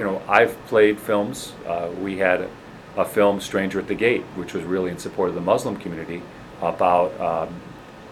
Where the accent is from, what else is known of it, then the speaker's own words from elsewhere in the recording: Homewood, Illinois, United States; now in Highland Park, United States; I grew up in Homewood, Illinois.